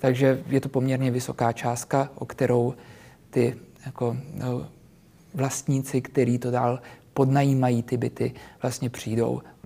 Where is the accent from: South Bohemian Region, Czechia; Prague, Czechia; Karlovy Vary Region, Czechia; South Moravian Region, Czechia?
Prague, Czechia; Já narodil jsem se v Praze, většinu životu jsem, ta jsem tady byl, takže já jsem s tou Prahou úplně srostlý